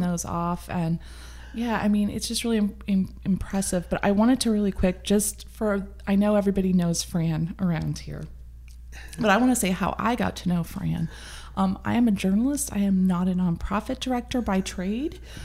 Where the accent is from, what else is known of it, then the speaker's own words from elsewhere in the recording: Midwest, United States; now in Sonoma County, United States; I'm from the Midwest. I'm all about a hot dish.